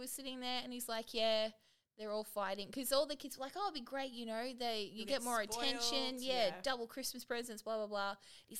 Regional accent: Australia; I'm Australian.

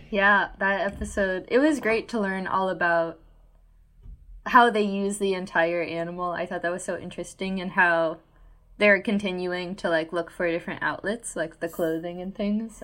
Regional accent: Georgia, United States; now in Washington, United States; I'm originally from Georgia

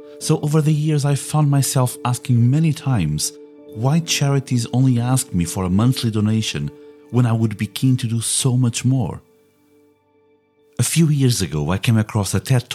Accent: Portugal; now in England, United Kingdom; I live in England, but I was born in Portugal

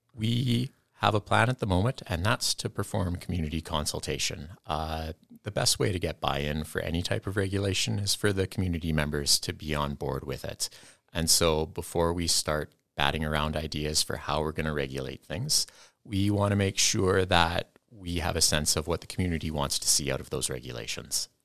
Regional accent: Kamloops, British Columbia, Canada; moved away as an adult; now in Kenora, Canada; I came from British Columbia, and this is the closest I'm gonna get to home

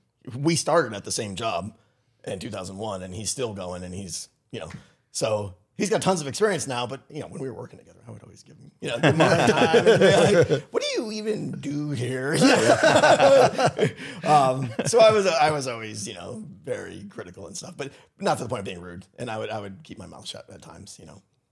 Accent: New England, United States; moved away as an adult; I'm from Connecticut and Massachusetts, Rhode Island, New England boy.

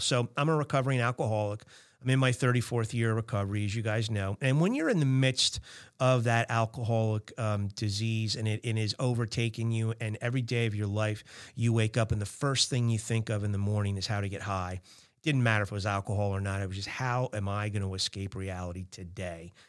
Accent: New Jersey, United States; I'm from Jersey

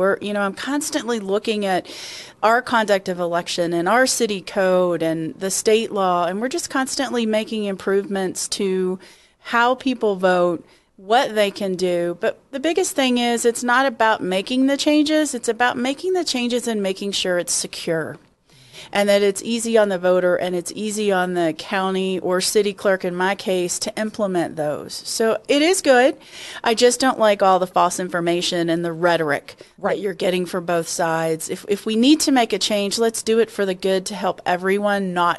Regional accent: Kentucky, United States; now in Colorado, United States; I came from Kentucky, where it was hot and humid in the summers, and it's hot here

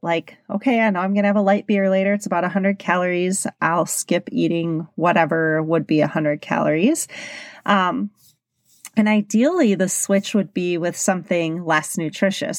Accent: Milwaukee, Wisconsin, United States; I'm from Milwaukee, Wisconsin, and it's a big drinking s-, city.

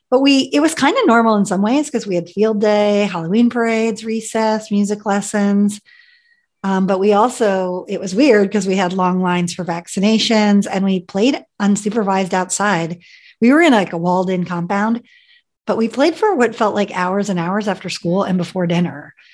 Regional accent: Ethiopia; born there; So, believe it or not, I was born in Ethiopia my parents were evangelical missionaries that wanted to spread the gospel to those who had not heard.

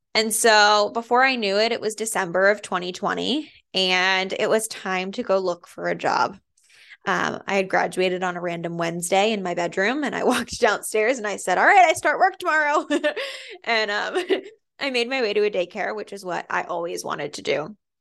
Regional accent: Andover, Massachusetts, United States; also born or lived in Methuen, Massachusetts / Lowell, Massachusetts; I grew up in Andover

